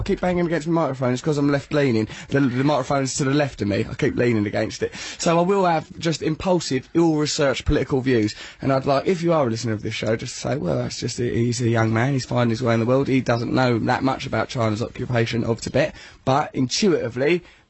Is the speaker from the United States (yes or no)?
no; England, United Kingdom; We're from England.